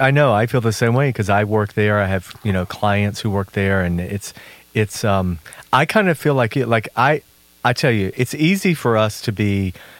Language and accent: English; the South, United States; but growing up in the South, especially in the church, there was nothing more hypocritical.